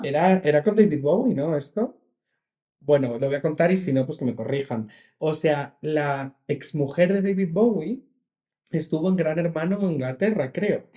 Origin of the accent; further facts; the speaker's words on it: Region of Murcia, Spain; yo soy de Murcia